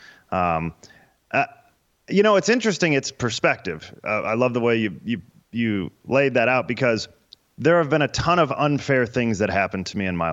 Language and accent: English; St. Louis, Missouri, United States; I was from St. Louis